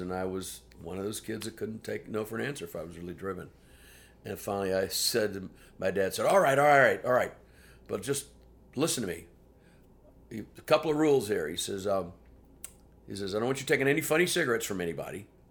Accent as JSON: {"language": "English", "town": "Houston", "region": "Texas", "country": "United States", "tie": "born or raised there", "also_born_or_lived": "New York / London", "moved": "as an adult", "said": "growing up in Houston, the three years before I left Houston"}